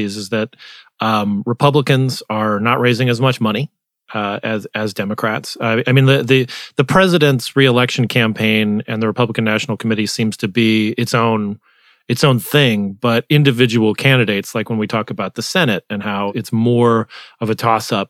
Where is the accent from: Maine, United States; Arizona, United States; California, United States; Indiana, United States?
Arizona, United States; My home state